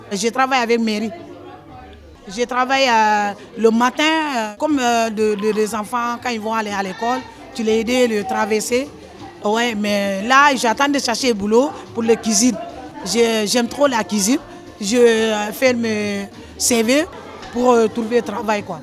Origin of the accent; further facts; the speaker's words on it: Senegal; moved away as an adult; now in France; je viens du Sénégal.